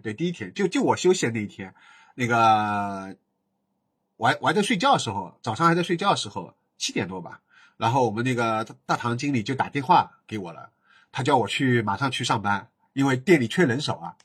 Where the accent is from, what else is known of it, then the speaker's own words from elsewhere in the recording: Shanghai, China; 他跟我都是在石化长大